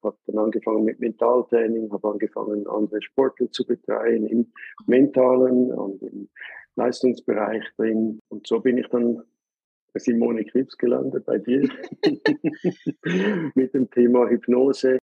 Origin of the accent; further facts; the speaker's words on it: Switzerland; bei uns in der Schweiz